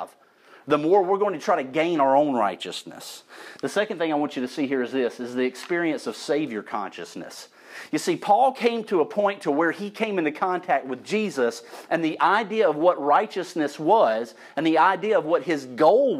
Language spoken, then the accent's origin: English; St. Elmo, Alabama, United States; I was growing up in St. Elmo, Alabama, my people